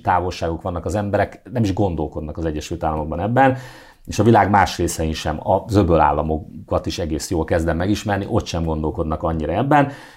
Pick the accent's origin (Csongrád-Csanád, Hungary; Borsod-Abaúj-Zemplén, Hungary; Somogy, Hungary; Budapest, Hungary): Csongrád-Csanád, Hungary; Szeged; a kis szobámban, a Szegedi lakótelepen